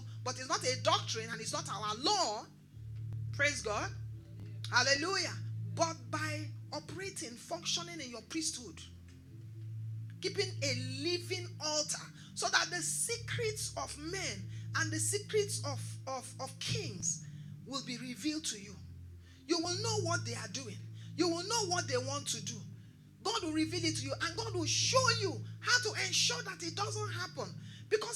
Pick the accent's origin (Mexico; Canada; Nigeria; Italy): Nigeria